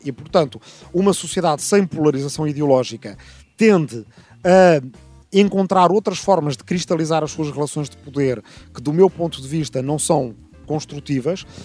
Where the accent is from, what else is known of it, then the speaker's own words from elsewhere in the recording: Lisbon, Portugal; also born or lived in Arrifana; nasci aqui em Lisboa em 1972, ainda dois anos antes da Revolução Democrática, portanto, ainda em tempo de ditadura em Portugal. Eh, cresci entre Lisboa, a capital, e uma pequena aldeia